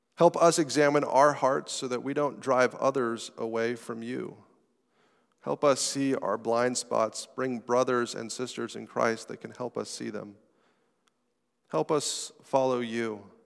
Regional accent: United States; citizens of our country, of America

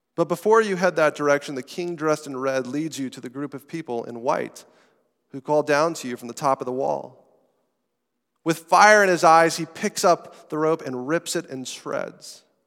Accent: United States; citizens of our country, of America

